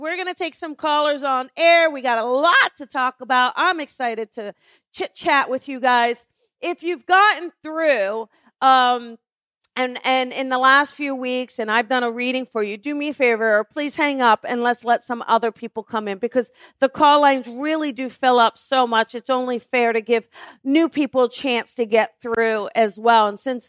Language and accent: English; New Jersey, United States; moved away; I am from New Jersey, and I am heading back in May